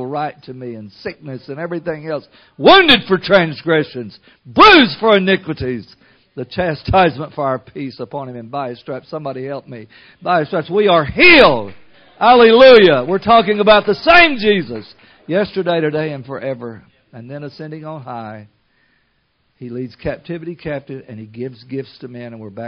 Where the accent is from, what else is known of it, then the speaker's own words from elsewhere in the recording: United States; I'm an American and proud to be one